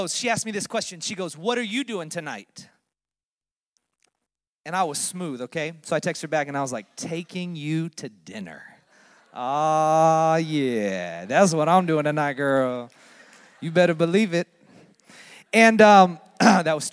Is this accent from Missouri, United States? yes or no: no; Orlando, Florida, United States; moved away as an adult; also born or lived in Daytona Beach, Florida; now in Philadelphia, United States; I was born and raised in Orlando, Florida